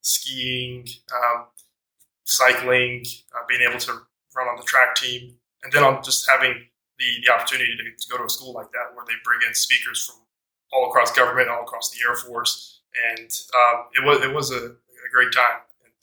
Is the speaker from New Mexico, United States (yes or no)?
yes; Albuquerque, New Mexico, United States; I grew up in Albuquerque, New Mexico.